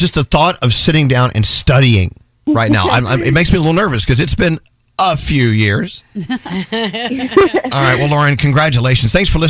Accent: the South, United States; Growing up in the South, Froggy would understand this. The Southern girls' mating call. Hi, y'all.

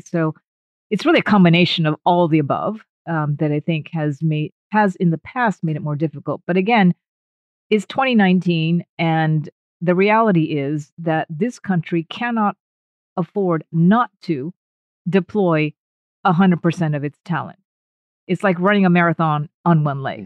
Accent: United States; moved away; My blood is 100% Japanese, but I was born and raised in the States

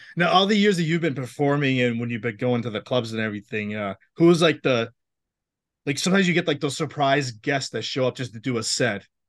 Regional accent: Massachusetts, United States; I'm from Massachusetts

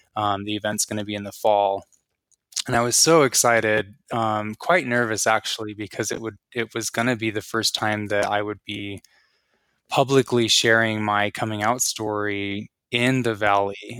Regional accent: Antonito, Colorado, United States; also born or lived in La Jara, Colorado; I grew up in a small town called Antonito in southern Colorado.

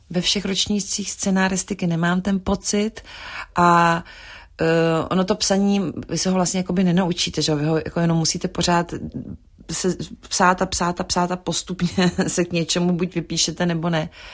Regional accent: Prague, Czechia; moved away as an adult; also born or lived in Paris, France; jsme z Prahy, z Československa

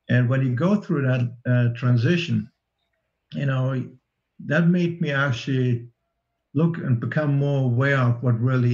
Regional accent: Germany; I grew up under communism in East Germany

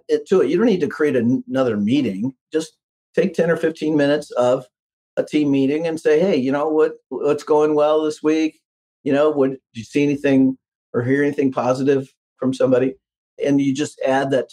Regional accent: Midwest, United States; I'm from the Midwest

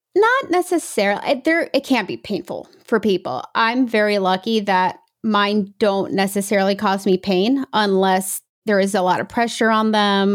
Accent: New York, United States; also born or lived in England / Brazil (parents); I was born in England, and then when I was about one and a half, two, we moved to New York.

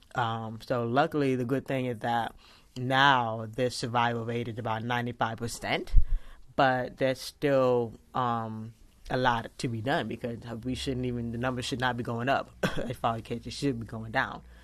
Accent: Fort Lauderdale, Florida, United States; I was born in Fort Lauderdale, Florida on December twentieth

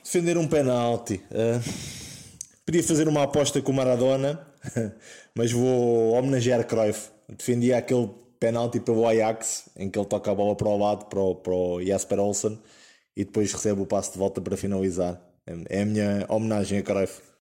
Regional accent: Sacavém, Lisbon, Portugal; o clube da minha terra ao Sacavenense

